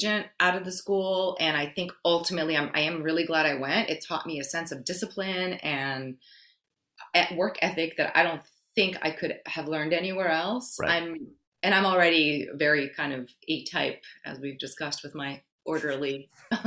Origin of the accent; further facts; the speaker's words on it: New York City, New York, United States; English is a second language; also born or lived in Brazil / Forest Hills, Queens; I grew up in New York City